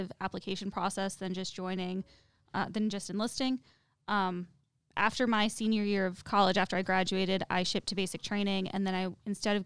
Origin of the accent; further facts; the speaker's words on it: next to West Point, New York, United States; moved away as an adult; also born or lived in Germany; I grew up next to West Point, United States Military Academy